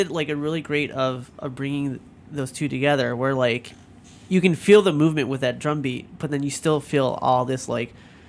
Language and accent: English; Chicago, Illinois, United States; born or raised there